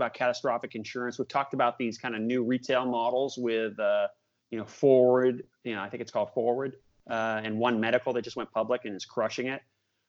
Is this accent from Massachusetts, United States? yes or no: yes; Boston, Massachusetts, United States; born there; I'm a big Patriots fan. I was born in Boston.